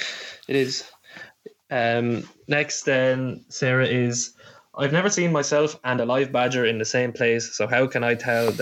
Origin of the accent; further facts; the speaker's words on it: Ireland; as Irish people.